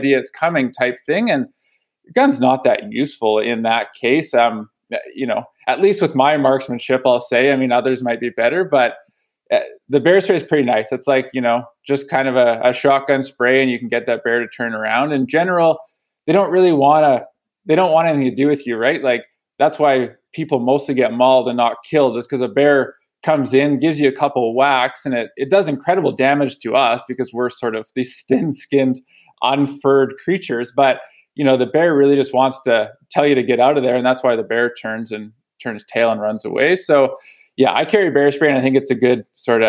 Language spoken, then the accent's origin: English; Chilliwack, British Columbia, Canada; I grew up in Chilliwack, so in the lower mainland